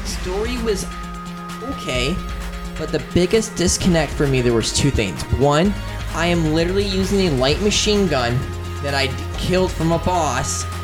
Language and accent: English; United States; I'm an American.